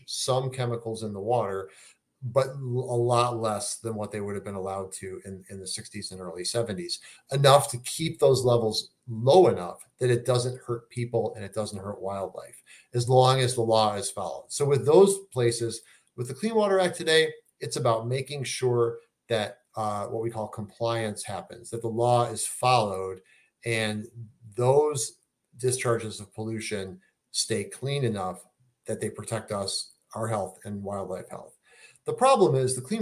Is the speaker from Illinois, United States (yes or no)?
yes; Chicago, Illinois, United States; I'm from Chicago